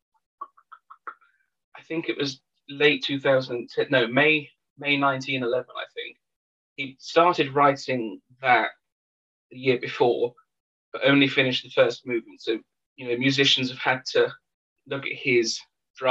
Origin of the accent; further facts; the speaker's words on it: England, United Kingdom; I'm English